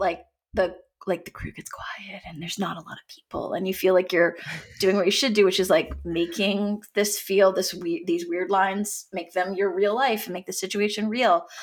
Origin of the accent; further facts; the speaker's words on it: Canada; also born or lived in Los Angeles, United States / Toronto, Canada; I'm from Canada